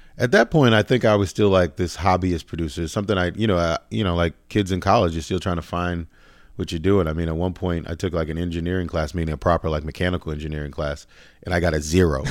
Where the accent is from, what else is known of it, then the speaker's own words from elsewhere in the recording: Boston, Massachusetts, United States; moved away as an adult; also born or lived in Virginia / New York City; now in Los Angeles, United States; I'm originally from Boston, like, kinda like Dorchester, Roxbury